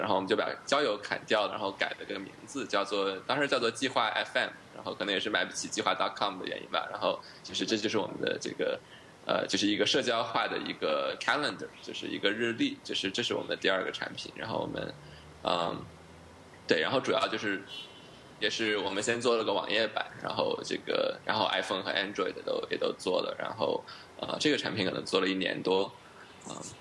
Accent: United States; moved away as an adult; now in Beijing, China; 我是在 美国长大的，我们， 我是六七岁的时候过去的

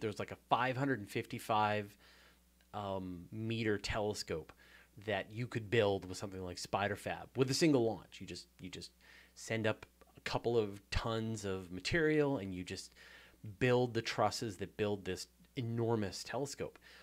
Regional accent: Hornby Island, British Columbia, Canada; also born or lived in Vancouver Island; I grew up on Hornby Island

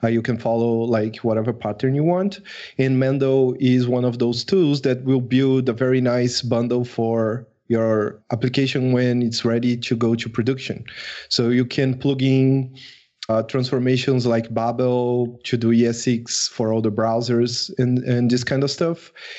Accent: Brazil; English is a second language; I am from Brazil.

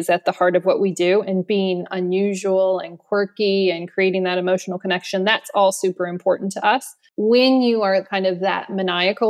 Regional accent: Austin, Texas, United States; moved away as an adult; now in London, United Kingdom; I am originally from Austin, Texas. I moved to London 13 or 14 years ago.

